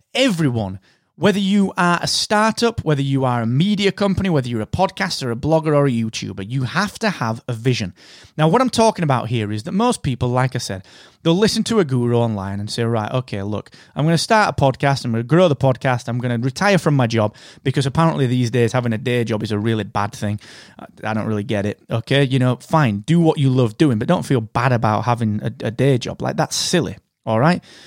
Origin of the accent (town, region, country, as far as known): United Kingdom